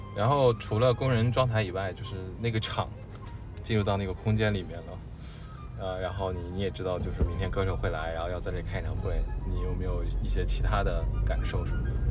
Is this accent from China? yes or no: yes; Northeast China, China; now in Beijing, China; 比如说我是东北人，我就不太喜欢我家乡很地道的东北话，我就觉得有点土